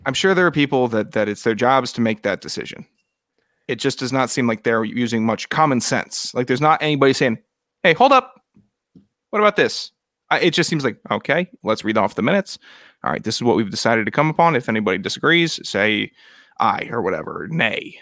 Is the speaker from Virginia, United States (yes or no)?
yes; Virginia, United States; I'm from Virginia, not Mars.